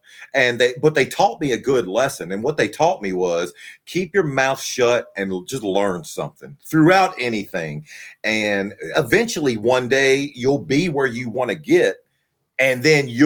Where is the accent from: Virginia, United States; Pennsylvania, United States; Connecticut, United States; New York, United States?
Virginia, United States; I grew up in Virginia, and I watched Crockett Promotions